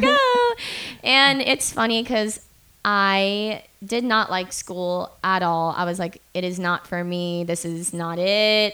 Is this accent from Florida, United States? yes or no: yes; Boca Raton, Florida, United States; I'm from Florida, and it's this place called Boca. It's an hour north of Miami.